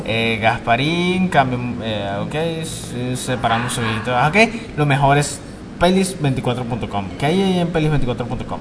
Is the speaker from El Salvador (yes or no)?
no; San Cristóbal, Táchira, Venezuela; nacido en mi tierra, en San Cristóbal